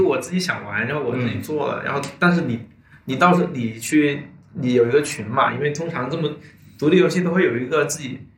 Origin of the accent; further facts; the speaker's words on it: China; 我作为，作为一个中国人